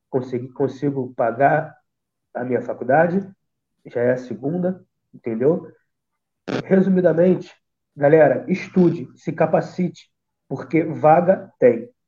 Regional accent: São Gonçalo, Rio de Janeiro, Brazil; eu sou de um lugar chamado, de uma comunidade chamada Salgueiro, Salgueiro e São Gonçalo, tá?

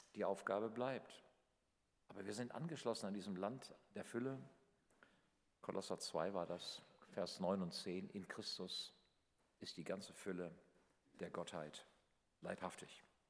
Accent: Northern Hesse, Germany; in meinem kleinen Dorf in Nordhessen, wo ich aufgewachsen bin

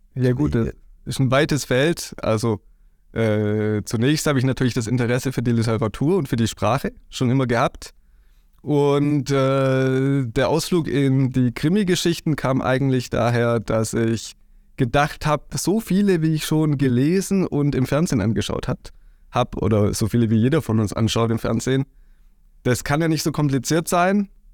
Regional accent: Heimsheim, Baden-Württemberg, Germany; ich komme aus Heimsheim

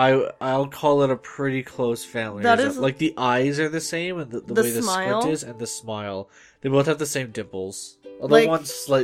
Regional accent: Canada; I'm a failure as a Canadian.

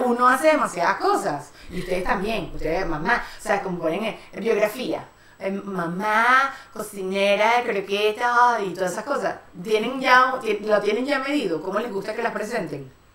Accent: Venezuela; now in Spain; somos las tres venezolanas

